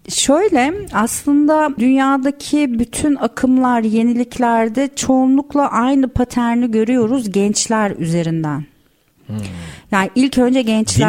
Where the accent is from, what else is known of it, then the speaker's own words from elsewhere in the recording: İzmir, Turkey; moved away as an adult; now in Istanbul, Turkey; ben İzmirliyim. Üniversite okumak için İstanbul'a geldim